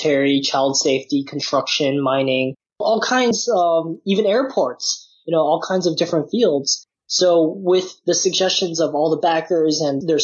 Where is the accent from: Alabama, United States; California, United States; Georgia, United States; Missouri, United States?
California, United States; San Francisco; also born or lived in Nottingham, United Kingdom; born and raised in San Francisco